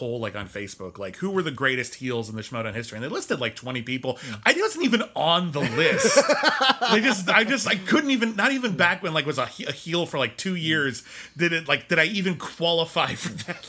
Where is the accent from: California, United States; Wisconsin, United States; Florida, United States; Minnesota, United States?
California, United States; Arcadia; born there; I was born in Arcadia, and the first thing I did was leave.